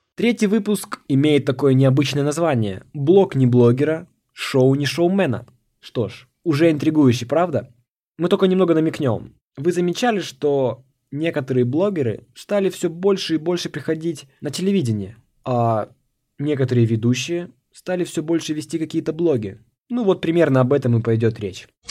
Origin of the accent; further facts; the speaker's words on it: Nakhodka, Primorsky Krai, Russia; moved away as an adult; now in Saint Petersburg, Russia; Я родом из Города находка. Очень красивый город, э, у моря